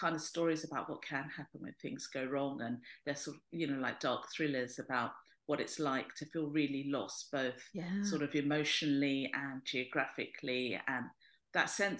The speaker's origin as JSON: {"language": "English", "region": "London", "country": "United Kingdom", "tie": "born or raised there", "said": "I'm Greek Cypriot in that I was born in London, but my parents came over in the 50s."}